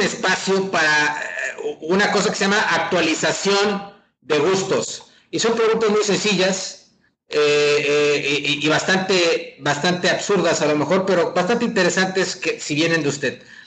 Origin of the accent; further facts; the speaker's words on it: Tamaulipas, Mexico; moved away; todos aquí somos tamaulipecos, estamos viviendo en diferentes partes, pero todos somos tamaulipecos